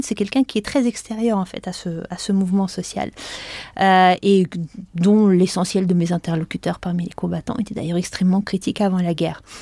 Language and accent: French; France; nous, en tant que Français